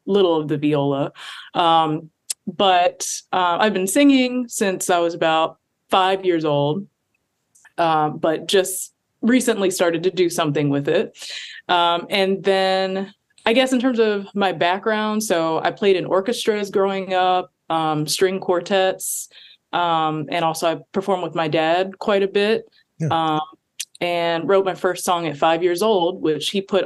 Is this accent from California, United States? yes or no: no; Prince George's County, Maryland, United States; So I actually grew up in Prince George's County, PG County, Pretty Girl County.